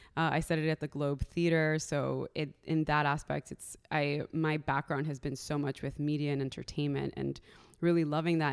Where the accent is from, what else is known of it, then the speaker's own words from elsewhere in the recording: Miami, Florida, United States; moved away; originally, I'm from Miami, Florida. Uh, I am Colombian, so I'm first generation American